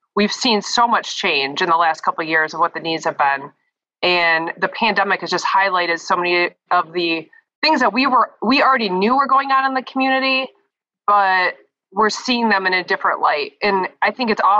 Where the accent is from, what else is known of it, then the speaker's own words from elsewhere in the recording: Brighton, Michigan, United States; also born or lived in Ann Arbor, Michigan; now in Lansing, United States; I'm from Brighton, but then I went to Ann Arbor for school